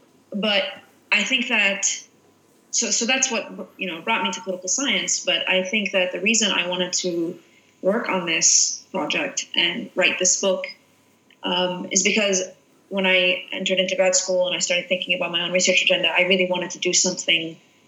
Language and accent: English; Jerusalem, Palestine; born there; So I was born in Jerusalem, and, you know, it's very difficult for a Palestinian, especially born in Jerusalem